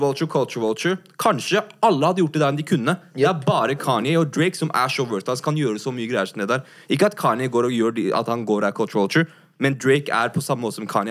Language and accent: Norwegian; Norway; Jeg er svart fra Norge